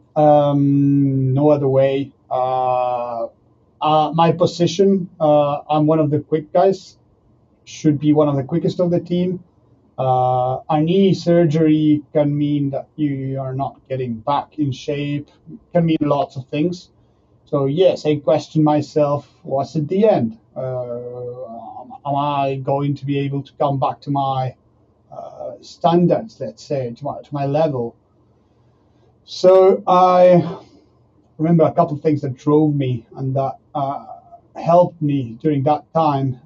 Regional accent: Argentina; moved away as an adult; now in France; I, I'm from Argentina

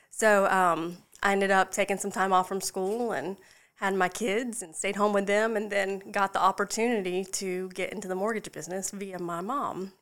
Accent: Charleston, South Carolina, United States; moved away as an adult; also born or lived in Florida; now in Lexington, United States; I was born and raised in Charleston, just outside the Somerville Goose Creek area

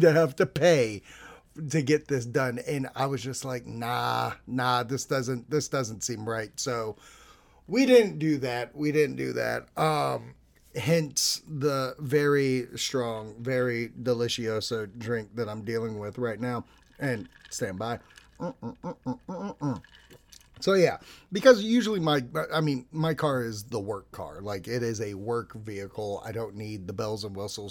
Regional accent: Boston, Massachusetts, United States; I'm from Boston

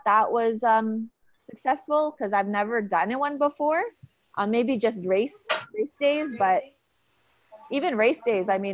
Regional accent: Calgary, Alberta, Canada; Calgary, Canada, because it's my hometown

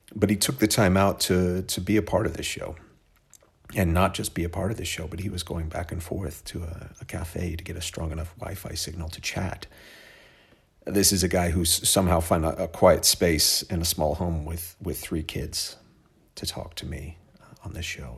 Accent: Oklahoma, United States; where I was from. Uh, it's a place called Oklahoma

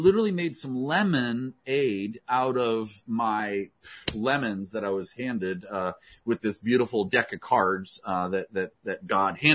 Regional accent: Potomac, Maryland, United States; I grew up in Washington, D.C. area in Potomac, Maryland

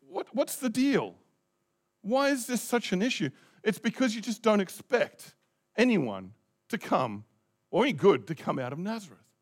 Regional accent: Australia; also born or lived in Christchurch, New Zealand; now in New Zealand; I was born there

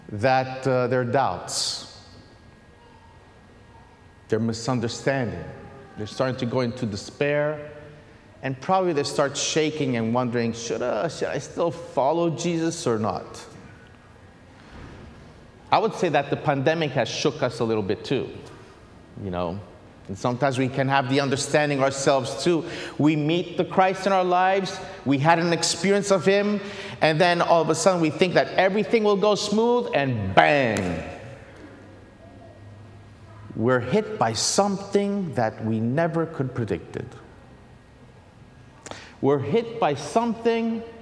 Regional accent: Pittsburgh, Pennsylvania, United States; born there; also born or lived in Haiti / Italy; Haiti for six years. Uh, so I've been a missionary there. Before that, I was in Italy. Before that, I was born in Pittsburgh.

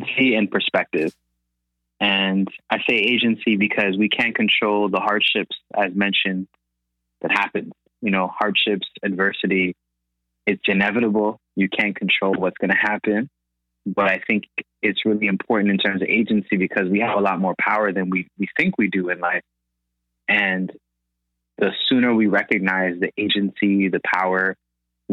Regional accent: Toronto, Ontario, Canada; also born or lived in Accra, Ghana / Flemingdon Park, Toronto; I was born in Toronto. And when I came back, I lived in Scarborough

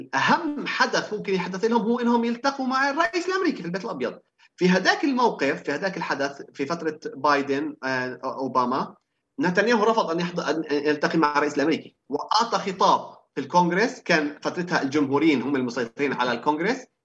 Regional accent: Palestine; كعرب او كفلسطينيين

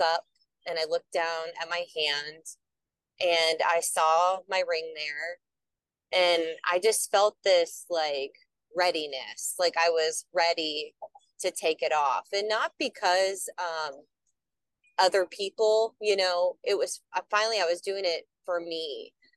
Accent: the Twin Cities area, Minnesota, United States; I am from Minnesota, the Twin Cities area

